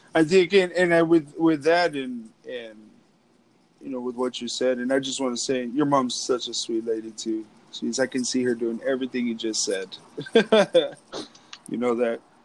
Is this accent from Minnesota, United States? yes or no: no; Pecos, Texas, United States; moved away; back at home, I'm from West Texas, from Pecos, Texas.